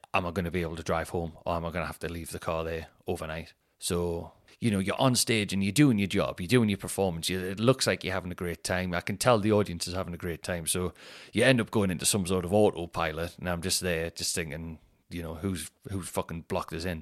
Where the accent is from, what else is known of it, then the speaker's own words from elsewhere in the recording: Newcastle upon Tyne, North East England, United Kingdom; the show is gonna be in my hometown